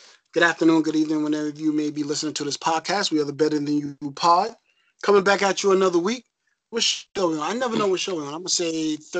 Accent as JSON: {"language": "English", "region": "New York", "country": "United States", "said": "I'm from New York."}